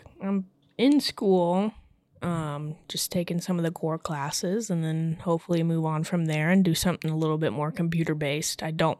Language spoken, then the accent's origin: English; Ohio, United States; I'm 26. I'm from Ohio